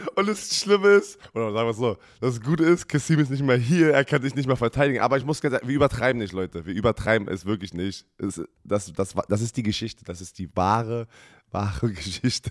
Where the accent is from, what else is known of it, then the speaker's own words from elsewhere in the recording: Berlin, Germany; Sami und ich als Berliner